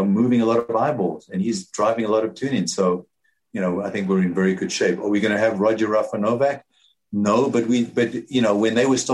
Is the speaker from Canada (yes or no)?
no; South Africa; moved away as an adult; now in United States; I grew up in South Africa